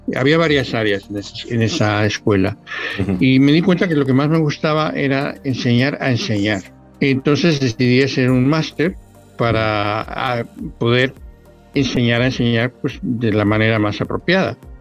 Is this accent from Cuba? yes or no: no; Mexico City, Mexico; moved away as an adult; now in Valladolid, Spain; nací en la Ciudad de México, eh, de hecho, viví en la Ciudad de México eh, toda mi infancia